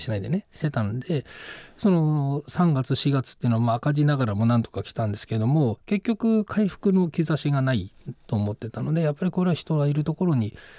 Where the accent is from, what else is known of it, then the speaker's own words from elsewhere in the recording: Akita, Japan; now in Tokyo, Japan; 僕あの秋田県出身なんですけど、